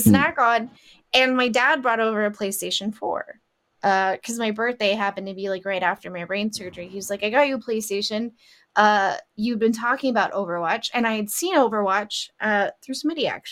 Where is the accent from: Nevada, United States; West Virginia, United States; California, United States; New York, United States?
Nevada, United States; Las Vegas; I grew up in Vegas